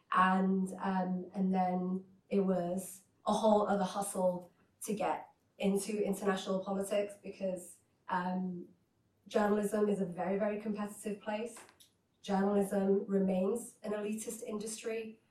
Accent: Hull, Yorkshire and the Humber, United Kingdom; also born or lived in Iraq; I was born in Iraq and my parents travelled to the United Kingdom to a city called Hull up north

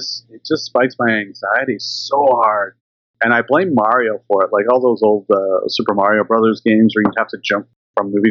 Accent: Canada; now in British Columbia, Canada; being Canadian and growing up in the 80s

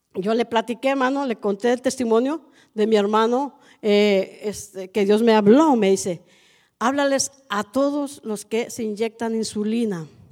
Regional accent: Allende, Nuevo León, Mexico; now in Matehuala, Mexico; Yo soy de Allende, Nuevo León, 40 minutos de Monterrey

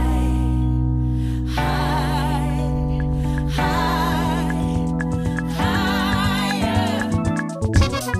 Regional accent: Hawaii, United States; moved away as an adult; also born or lived in California; now in Wellington, New Zealand; I grew up in Hawaii

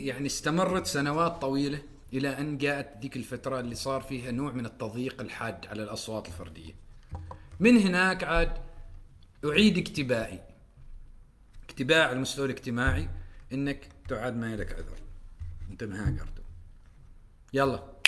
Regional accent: Oman; moved away; نحن كعمانيين

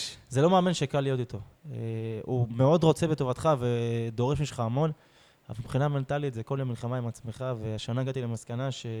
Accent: Beersheba, Southern District, Israel; באר שבעי. גדלתי פה

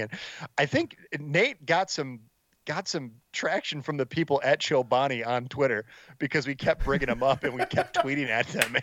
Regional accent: Allen Park, Michigan, United States; growing up in Allen Park, I, I'm like 10, 15 minutes outside of the the city of Detroit

